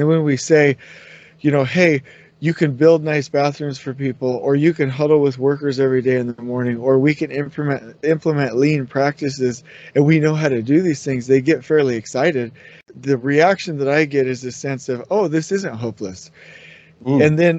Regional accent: California, United States; grew up in Southern California, so I relate to that.

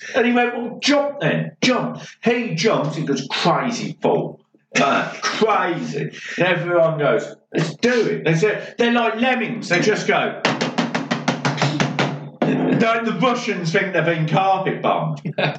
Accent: Birmingham, West Midlands, United Kingdom; also born or lived in Norfolk / Suffolk; I was born and bred in Birmingham, right? Lived down in like Norfolk, Suffolk for a fair few years. I haven't even got Birmingham accent.

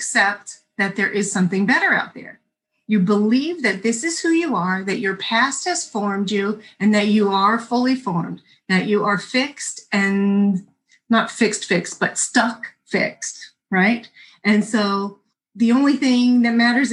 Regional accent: New Jersey, United States; I'm from New Jersey

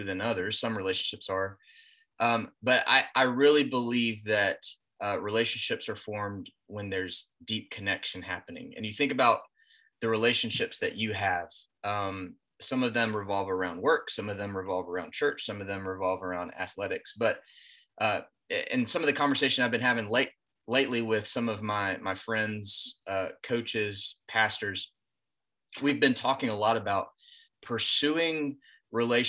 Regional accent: Greenville, South Carolina, United States; also born or lived in Georgia; I grew up in the Greenville area. I was born in Georgia, but grew up in Greenville

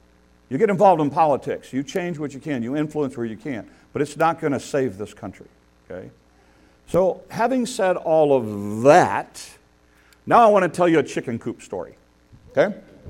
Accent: United States; you'll know I am an American, and I am loud and proud about it.

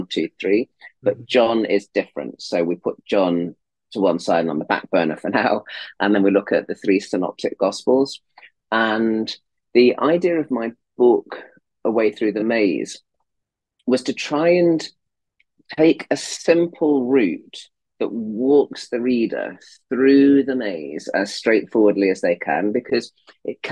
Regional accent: Leicestershire, East Midlands, United Kingdom; moved away as an adult; also born or lived in Oxford, England; now in United States; born in Leicestershire in England, and was brought up in the Midlands

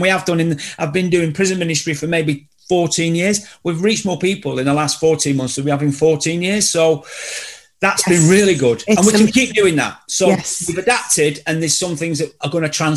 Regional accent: Salford, North West England, United Kingdom; I was brought up in Salford in Greater Manchester

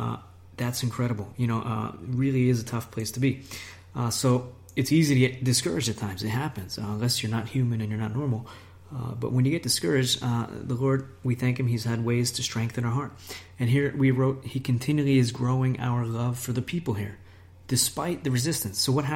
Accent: United States; moved away as an adult; now in Italy; I'm from America.

